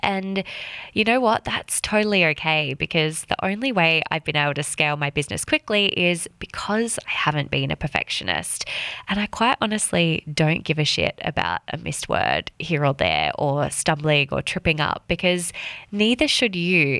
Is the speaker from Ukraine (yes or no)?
no; Western Australia, Australia; moved away as an adult; also born or lived in London / Sydney; I was born and raised in Western Australia